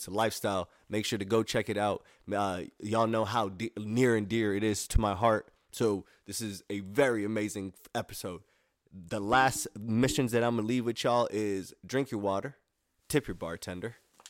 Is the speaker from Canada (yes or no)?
no; Somalia; moved away; I came here from Somalia, and people in Somalia, like back in the days in like war times